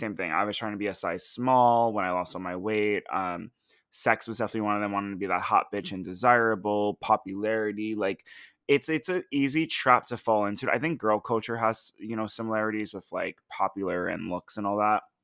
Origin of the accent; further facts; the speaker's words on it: United States; as an American